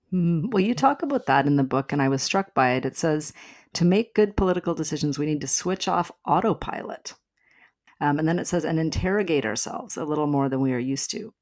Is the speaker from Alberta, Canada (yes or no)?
yes; Alberta, Canada; moved away; I'm from Alberta originally